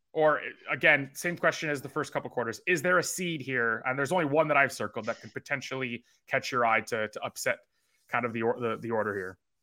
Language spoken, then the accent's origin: English; Canada; I am Canadian